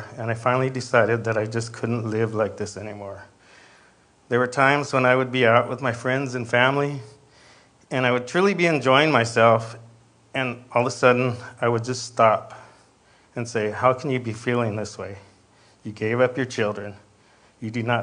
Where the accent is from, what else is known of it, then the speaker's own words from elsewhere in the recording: Escondido, California, United States; I was born and raised in Escondido with four siblings.